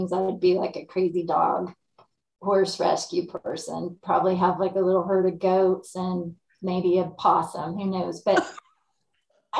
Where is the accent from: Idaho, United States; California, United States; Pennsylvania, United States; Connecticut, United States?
California, United States; California implied, United States; moved away as an adult; also born or lived in Davis, California; now in Lake County, California, United States; moved back to my hometown, which is rural